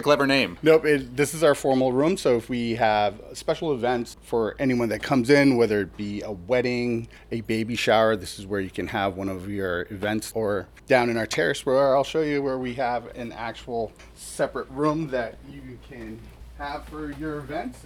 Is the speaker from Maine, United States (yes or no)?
no; Hawaii, United States; moved away as an adult; now in Deerfield, United States; I'm originally from Hawaii